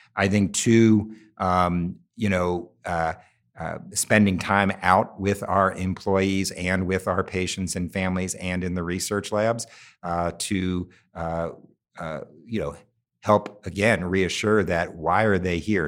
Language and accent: English; Cincinnati, Ohio, United States; it happens to be in my hometown. Um, I look out from our building every day to the high school I went here, to the neighborhood my mother grew up